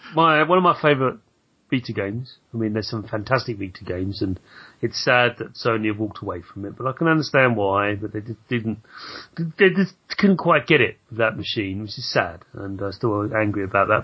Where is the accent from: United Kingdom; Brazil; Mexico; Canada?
United Kingdom; as a British person